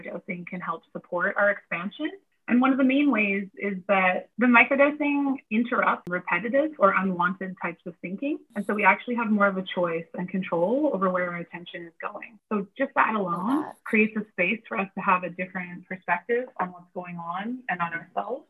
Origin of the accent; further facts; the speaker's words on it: BC, British Columbia, Canada; I'm from BC. I grew up on the West Coast